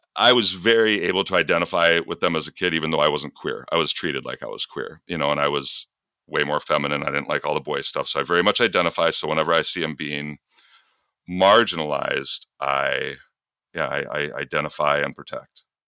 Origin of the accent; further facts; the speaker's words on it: Michigan, United States; I was a feminine kid growing up in Michigan